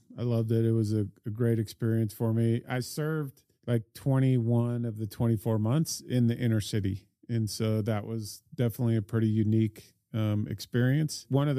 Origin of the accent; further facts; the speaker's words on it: Sydney, New South Wales, Australia; also born or lived in Salt Lake City, United States; I was born in Salt Lake City, and then when I was five, I moved to Sydney, Australia.